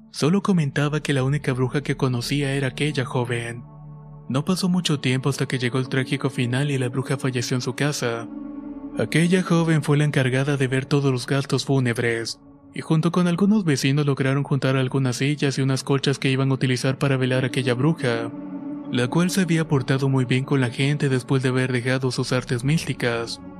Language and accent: Spanish; Altamira, Tamaulipas, Mexico; Soy de Altamira, Tamaulipas y todo comienza dos meses antes de que mi esposa diera luz a mi primer hijo.